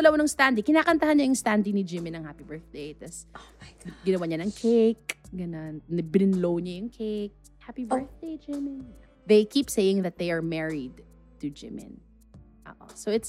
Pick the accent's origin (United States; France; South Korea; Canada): South Korea; but I do identify as Korean. I do look Korean. I do feel Korean. That's just my culture. That's my home country.